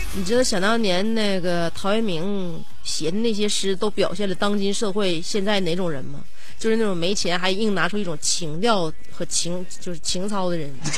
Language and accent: Chinese; Northeast China, China; 我们东北人对自己的那个家乡语言已经不这么热衷了